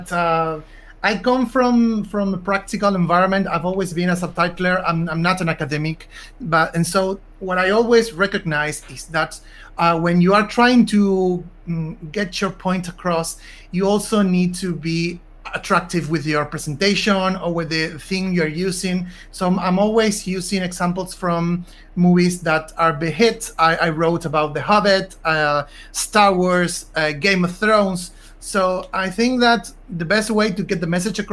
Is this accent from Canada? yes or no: no; Argentina; I'm from Argentina